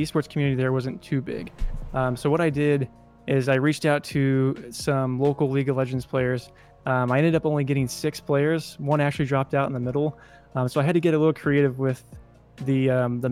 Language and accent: English; Kansas City, United States; I moved back to Kansas City, which is my hometown